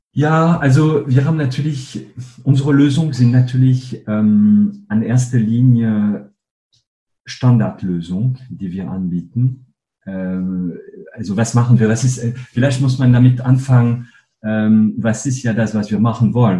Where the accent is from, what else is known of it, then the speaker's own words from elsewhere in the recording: northern France, France; German is a second language; moved away as an adult; also born or lived in Paris / Cologne; now in Germany; ich bin gebürtiger Franzose. Ähm, aufgewachsen bin ich in einem kleinen Dorf in Nordfrankreich.